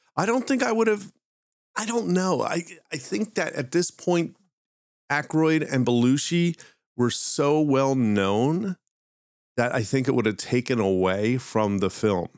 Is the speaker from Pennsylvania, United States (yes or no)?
yes; Philadelphia, Pennsylvania, United States; accent: Philly; that's just my Philly accent